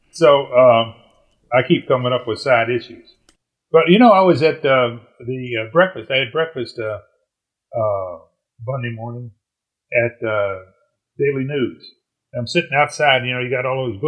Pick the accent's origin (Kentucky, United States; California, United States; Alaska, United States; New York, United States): Kentucky, United States; Louisville; moved away; That's my hometown. In fact, I grew up about a mile from Churchill Downs